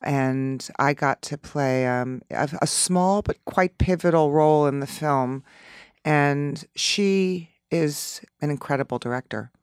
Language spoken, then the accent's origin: English; Long Island, New York, United States; I grew up out on Long Island